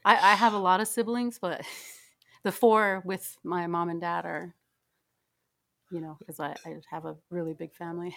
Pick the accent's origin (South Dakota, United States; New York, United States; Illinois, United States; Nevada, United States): South Dakota, United States; Yankton Sioux Reservation, near Yankton; moved away; I'm from, uh, South Dakota. I, I grew up on the Hunctuah Nation